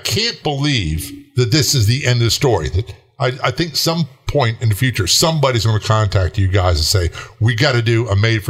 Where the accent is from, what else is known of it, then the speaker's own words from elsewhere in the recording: Norfolk, Virginia, United States; I remember being a kid, growing up in Norfolk, Virginia, career Navy family, and the Norfolk police, they were around.